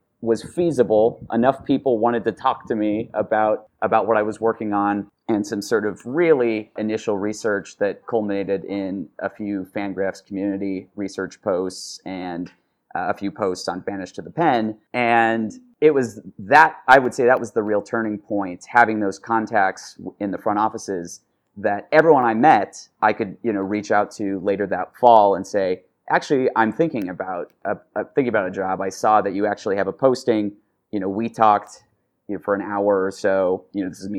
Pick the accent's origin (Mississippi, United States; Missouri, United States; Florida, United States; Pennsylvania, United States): Missouri, United States; Independence; moved away; where I grew up in Independence, Missouri